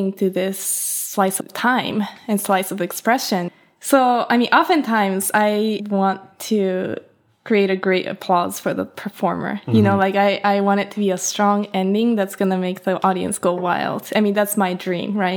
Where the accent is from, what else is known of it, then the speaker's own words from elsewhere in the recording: Hokkaido, Japan; now in New York City, United States; I was born and raised in Hokkaido, which is like the northern part of Japan.